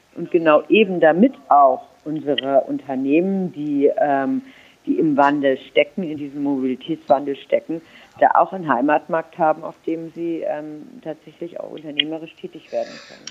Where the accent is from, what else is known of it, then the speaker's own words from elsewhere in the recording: Germany; now in Berlin, Germany; ich bin Berlinerin bin also eine, die, jemand, der wirklich in, sehr urbanen, in einer sehr urbanen Gegend lebt. Ähm, die, ich komme aber aus einem sehr, sehr ländlichen Raum ursprünglich